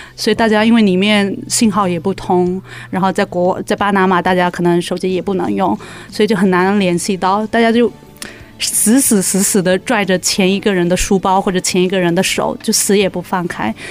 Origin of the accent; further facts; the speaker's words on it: China; moved away; 我们俩还属于中国人，然后，而且刚从， 刚从中国大陆过来不久